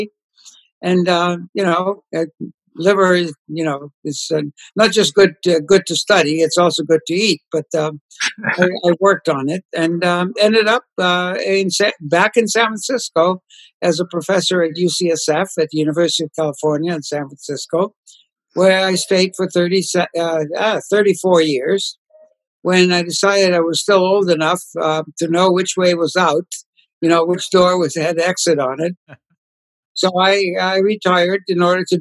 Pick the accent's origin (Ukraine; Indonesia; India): Ukraine; moved away; I was born and raised in Poland, which is now part of the Ukraine, the part of Poland, far eastern part, which is now part of the Ukraine.